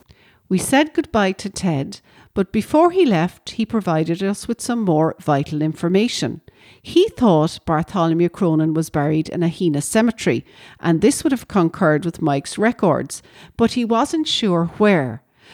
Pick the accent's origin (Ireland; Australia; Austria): Ireland; Ovens, Munster; And this house here reminds me of the house that I grew up in Ovens.